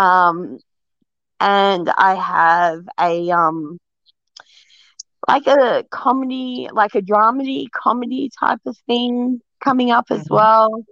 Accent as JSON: {"language": "English", "country": "Australia", "said": "I'm Australian"}